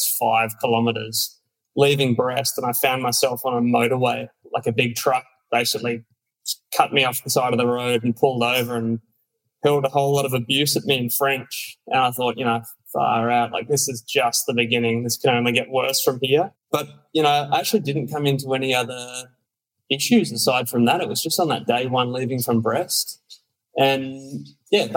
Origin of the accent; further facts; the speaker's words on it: Australia; we'd sit up late at night in Australia